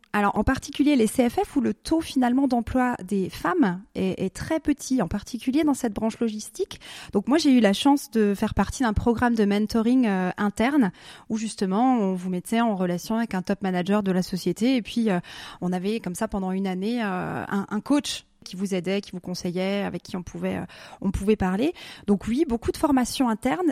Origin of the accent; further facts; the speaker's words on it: Alsace, Grand Est, France; moved away as an adult; also born or lived in Basel, Switzerland; now in Switzerland; j'habitais en Alsace, mhm. je suis née dans l'Est, j'ai passé toute ma jeunesse dans l'Est.